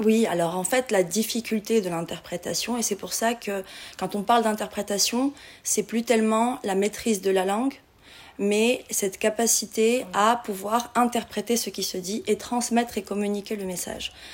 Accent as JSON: {"language": "French", "country": "Morocco", "also_born_or_lived": "Casablanca / Granada / Paris", "moved": "as an adult", "said": "je suis marocaine"}